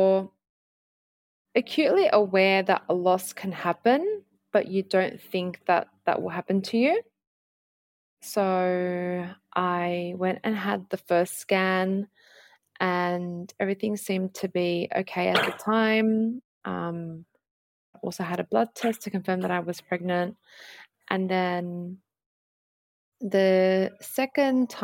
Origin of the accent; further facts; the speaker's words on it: Sydney, New South Wales, Australia; I grew up in Punchbowl, which is a suburb in Sydney's southwest